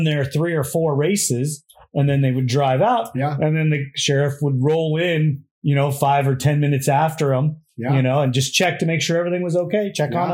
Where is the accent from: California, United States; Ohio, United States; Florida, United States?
California, United States; Santee; I grew up in the East County Lakeside Santee